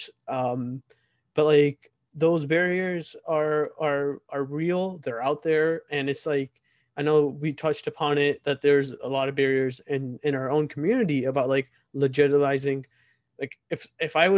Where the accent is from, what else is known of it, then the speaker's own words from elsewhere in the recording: United States; here in America, for us growing up in America